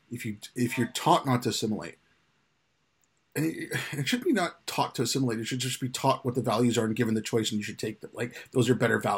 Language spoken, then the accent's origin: English; India; now in United Kingdom; I'm from India, family from India and Pakistan, they speak Urdu.